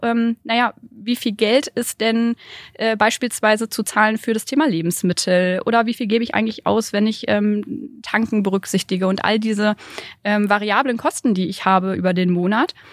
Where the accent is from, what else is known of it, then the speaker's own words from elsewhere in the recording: Bielefeld, North Rhine-Westphalia, Germany; Ich komme aus Bielefeld